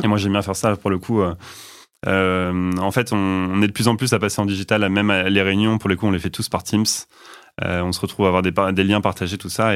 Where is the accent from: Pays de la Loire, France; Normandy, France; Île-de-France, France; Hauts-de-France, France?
Normandy, France; Rouen; moved away as an adult; also born or lived in Belgium; now in Nantes, France; Je suis né à Rouen, en Normandie